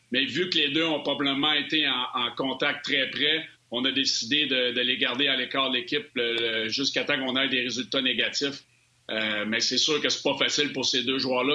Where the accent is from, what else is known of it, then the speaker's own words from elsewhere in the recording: Sherbrooke, Quebec, Canada; je viens de Sherbrooke